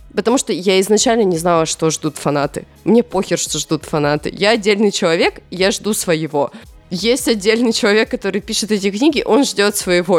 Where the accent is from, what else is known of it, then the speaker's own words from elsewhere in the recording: Chelyabinsk, Chelyabinsk Oblast, Russia; я родилась в Челябинске